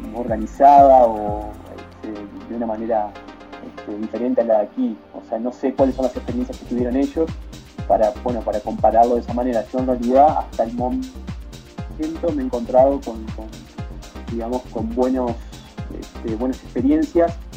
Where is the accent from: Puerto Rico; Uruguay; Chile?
Uruguay; now in Mexico